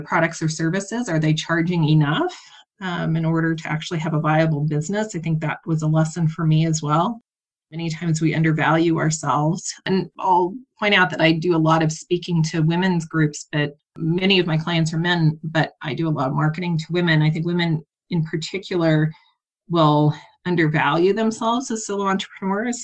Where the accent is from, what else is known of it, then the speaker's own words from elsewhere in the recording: Kansas, United States; moved away; I grew up on a farm in Kansas, very small, well, not very small, but small town, less than 5,000 people